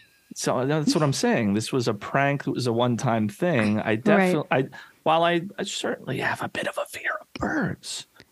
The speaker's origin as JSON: {"language": "English", "region": "New Mexico", "country": "United States", "tie": "born or raised there", "said": "Growing up, I grew up in New Mexico."}